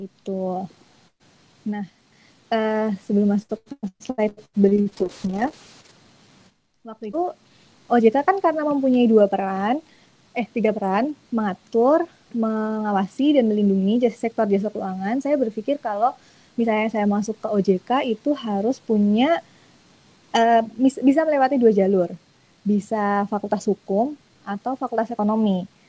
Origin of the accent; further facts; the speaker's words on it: Bantul, Special Region of Yogyakarta, Indonesia; saya asli orang Bantul jadi uh, di dekat UMY